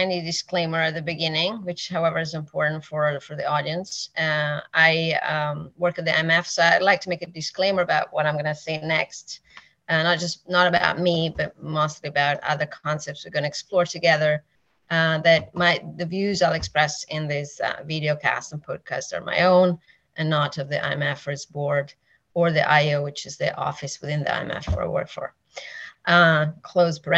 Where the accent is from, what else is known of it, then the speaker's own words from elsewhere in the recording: Italy; moved away; I am originally from Italy. I'm Italian, like 100%